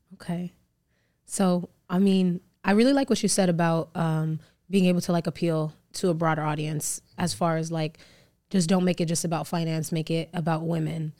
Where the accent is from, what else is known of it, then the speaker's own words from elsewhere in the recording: Las Vegas, Nevada, United States; So I live in Vegas, I grew up in Vegas